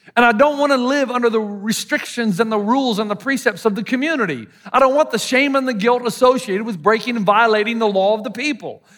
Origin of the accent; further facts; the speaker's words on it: the South, United States; accent: Southern; my Southern accent